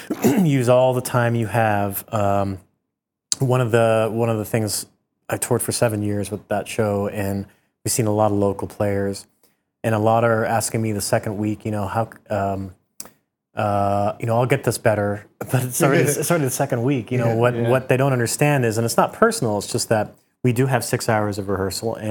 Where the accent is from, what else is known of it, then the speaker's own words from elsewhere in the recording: Newfoundland and Labrador, Canada; moved away; also born or lived in Toronto; I came from Newfoundland originally, but I spent 10 years in Toronto